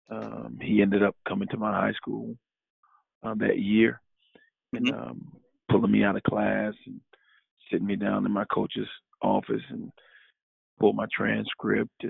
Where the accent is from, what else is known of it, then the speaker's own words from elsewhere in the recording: New York, United States; I knew who Pitino was because I'm originally from New York, so.